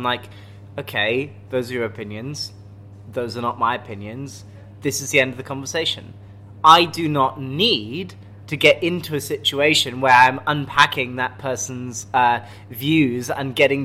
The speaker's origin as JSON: {"language": "English", "country": "United Kingdom", "accent": "posh English", "said": "I'm British"}